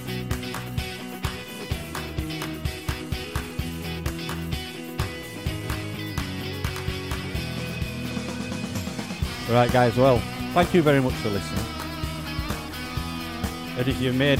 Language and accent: English; Yorkshire and the Humber, United Kingdom; We're from Yorkshire